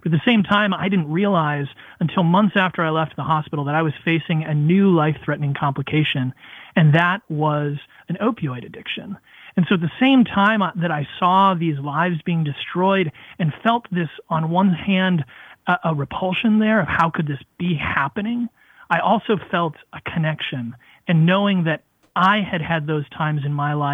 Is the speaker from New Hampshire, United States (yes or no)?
yes; New Hampshire, United States; moved away as an adult; also born or lived in Washington, D.C.; come back to my home state of New Hampshire